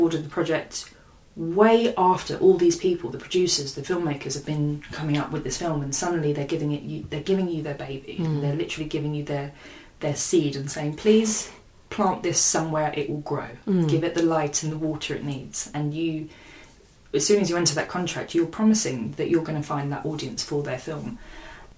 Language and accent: English; London, United Kingdom; I was born and bred in Hackney